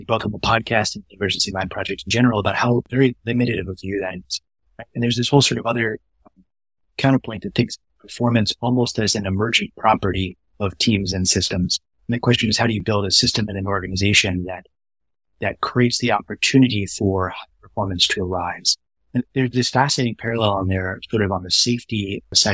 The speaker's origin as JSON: {"language": "English", "town": "Dallas", "region": "Texas", "country": "United States", "tie": "born or raised there", "said": "I grew up in Dallas, in Northern Dallas."}